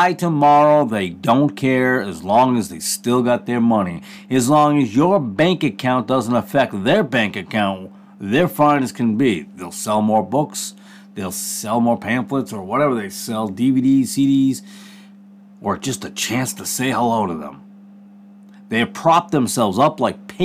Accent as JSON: {"language": "English", "region": "Connecticut", "country": "United States", "said": "I'm from Connecticut"}